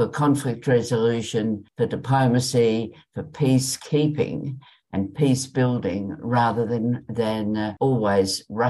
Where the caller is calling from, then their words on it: Richmond, Tasmania, Australia; I'm ringing in from Richmond, Tasmania, Tongalonga country.